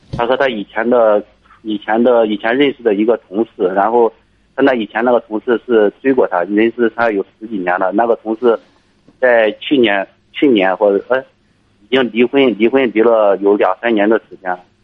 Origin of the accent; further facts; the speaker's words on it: Liaocheng, Shandong, China; moved away as an adult; also born or lived in Inner Mongolia; now in Shaanxi, China; 我老家是山东，山东辽城的，我在，我现在在外地，在陕西这边上班儿。呃，我是在，我是在一家央企的煤矿的工作